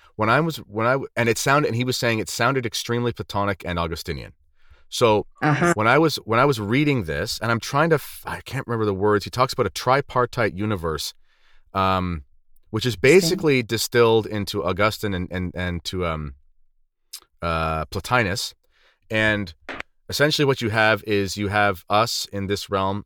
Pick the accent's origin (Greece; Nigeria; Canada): Canada; When I was growing up in Canada